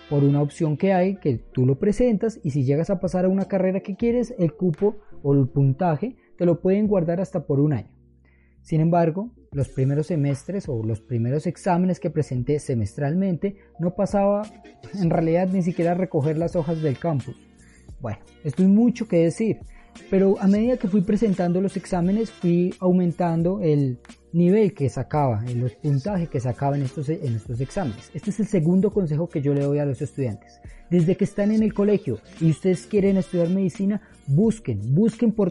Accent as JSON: {"language": "Spanish", "town": "Chiquinquirá", "region": "Boyacá", "country": "Colombia", "tie": "born or raised there", "said": "me devolví hacia Chiquinquirá, mi ciudad natal, con el corazón roto"}